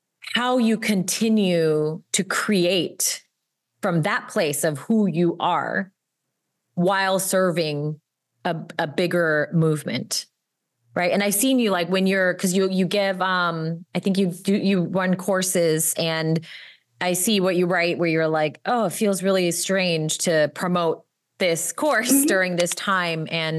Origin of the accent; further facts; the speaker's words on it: United States; Like, I am American. I'm inherently complicit because I'm on stolen land.